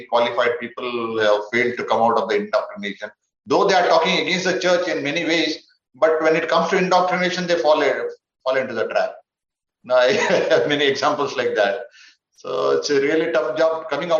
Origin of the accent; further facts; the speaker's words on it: Karnataka, India; first language Konkani; English is a second language; studied in Kannada medium, Karnataka, just like me. And my mother tongue is Konkani